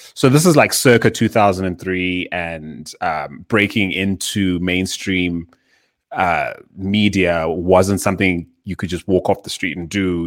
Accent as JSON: {"language": "English", "country": "Zimbabwe", "tie": "born or raised there", "moved": "yes", "lives_now": "Johannesburg, South Africa", "said": "I was born in Zimbabwe in the southern, uh, part of Africa."}